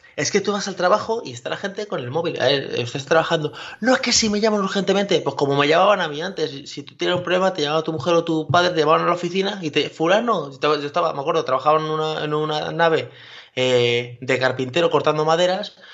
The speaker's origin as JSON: {"language": "Spanish", "region": "Castilla-La Mancha", "country": "Spain", "said": "ya soy manchego"}